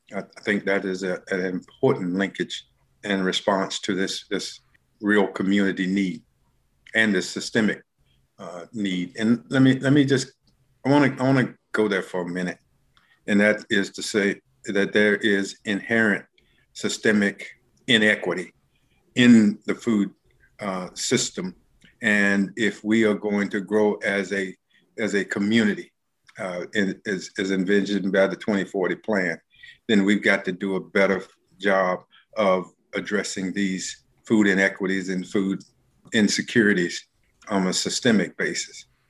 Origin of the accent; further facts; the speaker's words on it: Charlotte, North Carolina, United States; I am a native Charlottean, born and reared